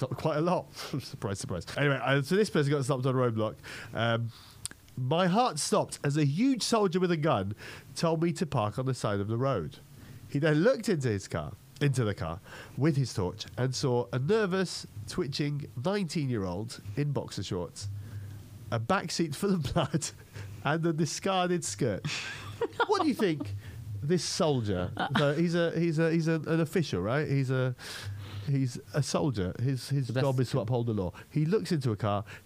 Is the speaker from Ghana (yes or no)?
no; Malta; I grew up in Malta, which is a tiny island south of Italy